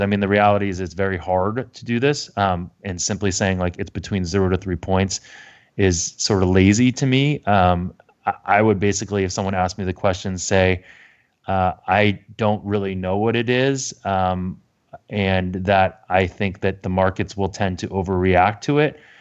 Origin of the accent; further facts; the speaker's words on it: United States; being American